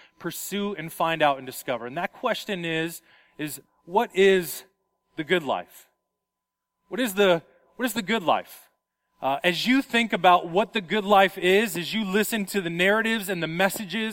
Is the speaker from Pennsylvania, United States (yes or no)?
no; Las Vegas, Nevada, United States; moved away; I come from Las Vegas